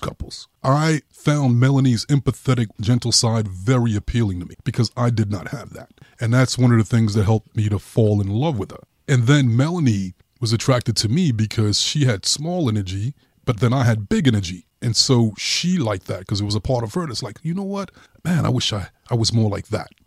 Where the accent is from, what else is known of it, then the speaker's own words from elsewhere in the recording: New York City, New York, United States; I grew up in Brooklyn.